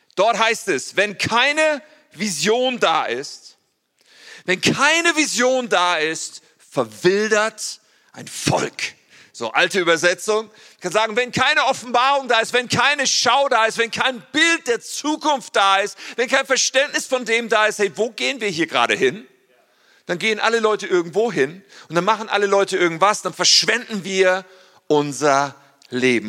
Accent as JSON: {"language": "German", "town": "Ennepetal", "region": "North Rhine-Westphalia", "country": "Germany", "tie": "born or raised there", "said": "ich komme eigentlich aus Ennepetal, ursprünglich, da bin ich aufgewachsen"}